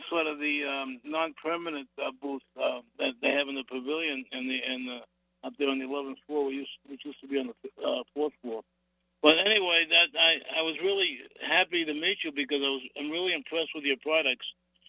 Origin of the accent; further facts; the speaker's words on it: Revere, Massachusetts, United States; also born or lived in Medford; I'm from, as we say back home, Meffa.